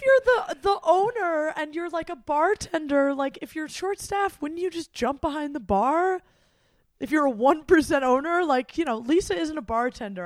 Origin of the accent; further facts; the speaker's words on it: Midwest, United States; as a Midwesterner